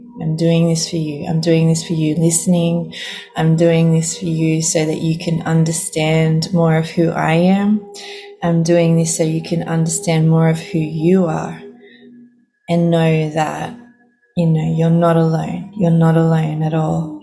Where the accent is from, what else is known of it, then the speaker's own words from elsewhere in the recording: Sydney, New South Wales, Australia; I'm originally from Sydney in Australia